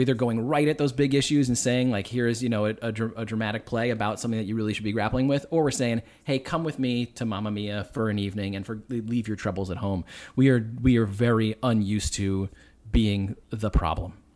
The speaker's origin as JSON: {"language": "English", "town": "Boston", "region": "Massachusetts", "country": "United States", "accent": "Boston", "said": "I'm from Boston"}